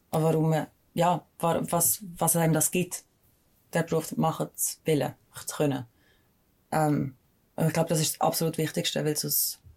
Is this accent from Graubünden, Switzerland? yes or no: no; Mels, St. Gallen, Switzerland; ja, also ich bin nur in Mels aufgewachsen, mhm. ähm, in St. Gallen.